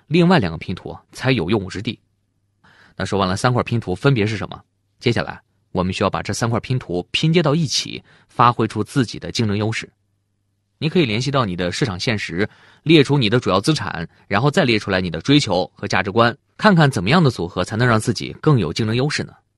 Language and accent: Chinese; China; 我们中国人常说见面三分亲